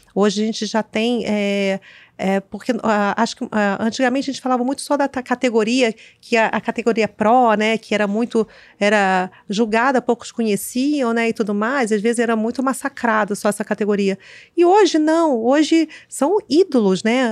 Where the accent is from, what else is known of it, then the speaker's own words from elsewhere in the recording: Rio de Janeiro, Brazil; eu sou carioca, moro aqui